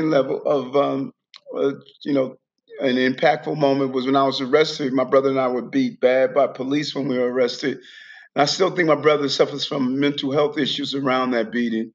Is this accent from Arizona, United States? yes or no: no; New York City, New York, United States; also born or lived in Queens; I grew up in, I was born in Brownsville, Brooklyn